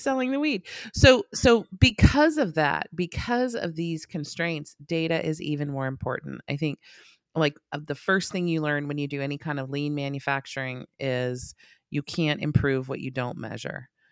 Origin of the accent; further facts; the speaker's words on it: West Coast, United States; I'm from the West Coast